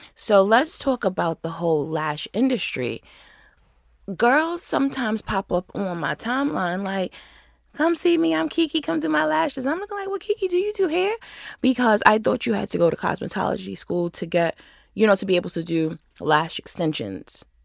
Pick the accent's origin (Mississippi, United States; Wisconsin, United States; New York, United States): New York, United States; Rochester; moved away as an adult; now in Atlanta, United States; I moved to the city from Rochester